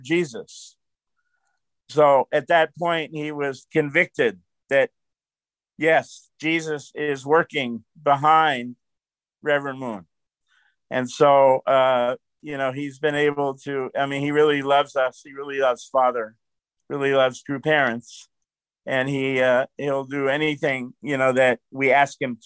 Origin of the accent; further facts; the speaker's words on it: United States; moved away as an adult; also born or lived in Philadelphia, Pennsylvania / New York / Brooklyn, New York; now in Memphis, United States; I was raised in New York and Philadelphia Jewish